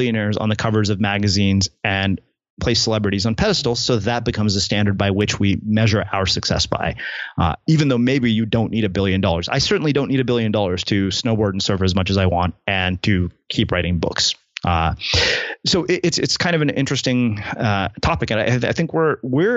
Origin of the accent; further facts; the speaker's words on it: United States; I'm saying this as an Indian American